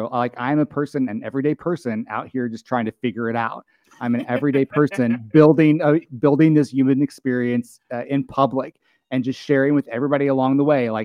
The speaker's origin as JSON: {"language": "English", "region": "rural Arkansas", "country": "United States", "tie": "born or raised there", "said": "I grew up a gay kid in rural Arkansas."}